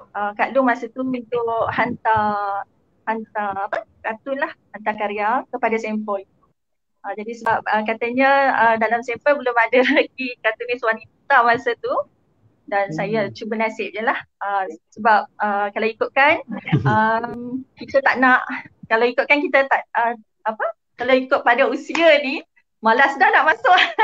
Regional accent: Gombak, Selangor, Malaysia; moved away; Saya asal daripada Gombak

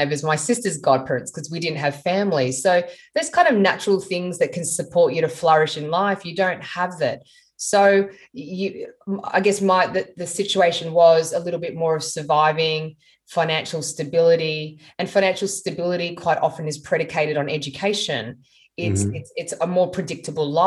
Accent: Sydney, New South Wales, Australia; I grew up in Sydney in the Sutherland Shire.

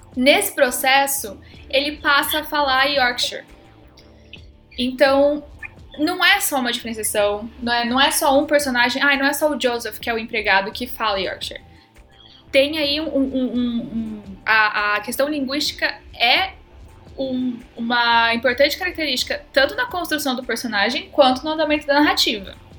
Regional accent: Campinas, São Paulo, Brazil; accent: caipira; eu sou de Campinas

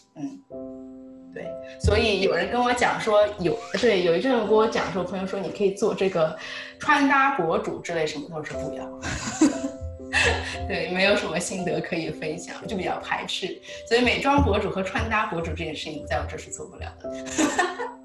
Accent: China; moved away; 那个时候我们在国内读高中

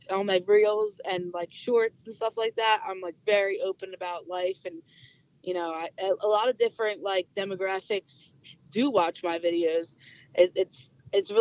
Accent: New Jersey, United States; I'm from New Jersey

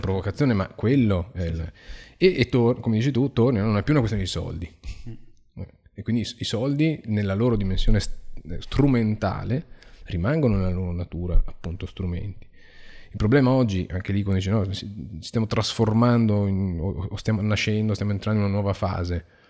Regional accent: Venice, Veneto, Italy; vengo da Venezia

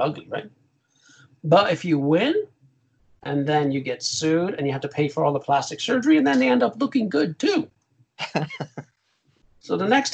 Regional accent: Ireland; as an Irish guy

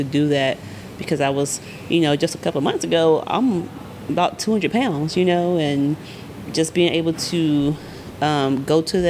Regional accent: Arkansas, United States; I'm from Arkansas, of course.

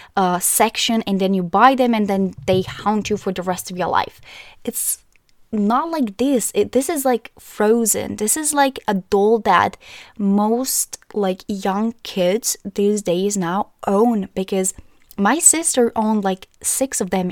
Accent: Croatia; I'm from Croatia

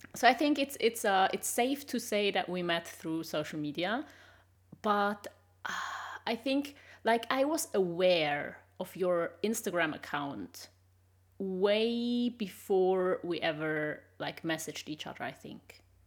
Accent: Switzerland; English is a second language; moved away as an adult; also born or lived in Sweden; now in Germany; I'm originally from Switzerland

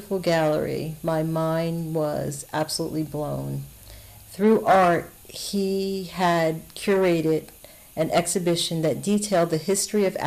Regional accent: Westchester County, upstate New York, United States; moved away as an adult; now in South Florida, United States; I grew up in upstate New York in Westchester County.

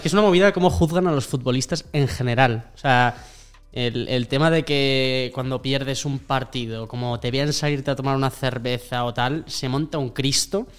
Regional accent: Burgos, Castile and León, Spain; moved away as an adult; also born or lived in Madrid; soy un tío de Burgos completamente normal

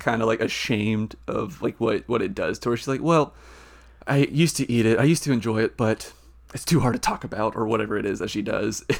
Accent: Nashville, Tennessee, United States; I'm from, I'm from Nashville

